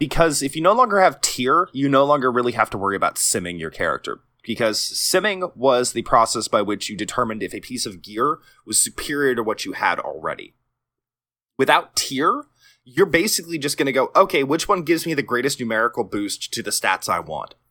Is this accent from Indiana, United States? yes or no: no; Texas, United States; I'm Texan, so I kinda dropped my D a little bit